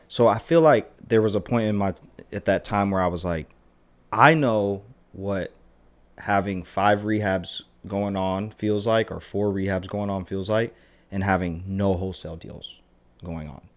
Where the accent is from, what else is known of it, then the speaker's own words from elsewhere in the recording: Savannah, Georgia, United States; growing up in Savannah